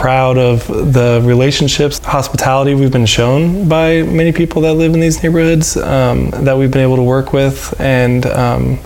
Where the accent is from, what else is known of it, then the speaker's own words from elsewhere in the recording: California, United States; moved away as an adult; now in Kansas City, United States; I'm from California